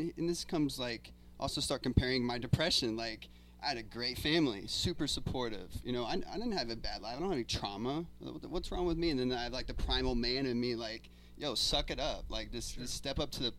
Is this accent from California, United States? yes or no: no; Indiana, United States; moved away as an adult; I'm originally from Indiana. I've been here for 3 years